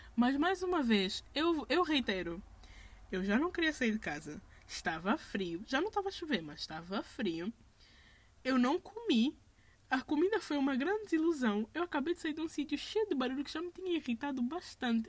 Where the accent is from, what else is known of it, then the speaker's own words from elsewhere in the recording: Angola; we are from Angola